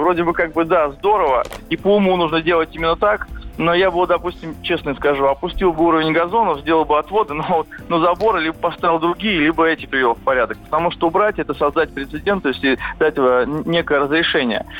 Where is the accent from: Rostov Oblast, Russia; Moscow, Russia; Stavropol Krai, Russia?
Moscow, Russia; я сам очень часто бываю в Бирюлево, откуда я родом